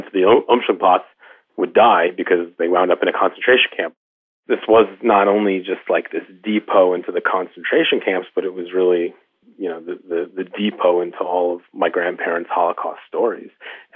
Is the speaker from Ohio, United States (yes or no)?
no; New York, United States; I'm a Jew from New York